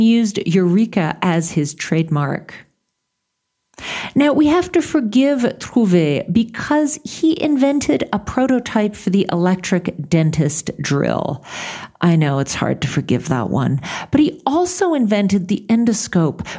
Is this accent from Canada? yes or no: yes; Montreal, Quebec, Canada; in my hometown of Montreal